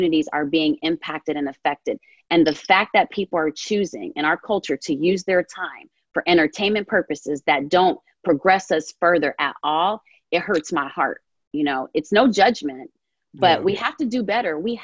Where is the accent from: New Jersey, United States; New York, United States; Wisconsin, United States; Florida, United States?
New Jersey, United States; I grew up in North Jersey